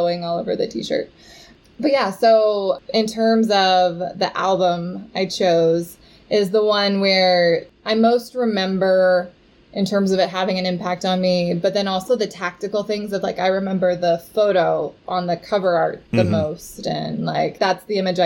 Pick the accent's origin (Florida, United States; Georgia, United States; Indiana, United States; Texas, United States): Texas, United States; Houston; I grew up in Houston, Texas, where there's actually the world's largest rodeo